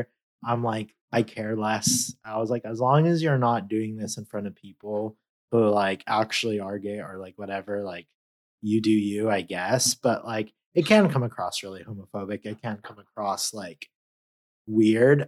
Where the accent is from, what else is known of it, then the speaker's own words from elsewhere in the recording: California, United States; I'm Californian